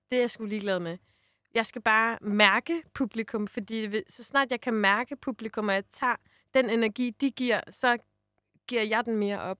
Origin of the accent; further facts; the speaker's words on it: Jutland, Denmark; Vi er jo også jyder jo.